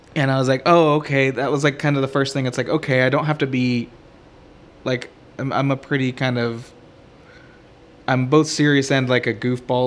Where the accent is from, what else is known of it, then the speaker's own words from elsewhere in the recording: Houston, Texas, United States; growing up in Houston